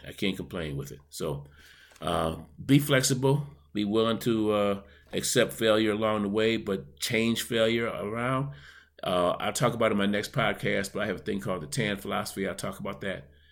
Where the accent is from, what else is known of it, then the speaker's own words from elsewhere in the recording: Buffalo, New York, United States; my hometown of Buffalo, New York